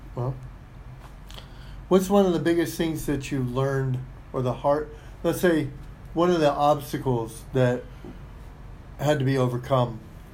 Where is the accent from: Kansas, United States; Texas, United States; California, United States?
California, United States; San Diego; moved away; I grew up in the West, I grew up in San Diego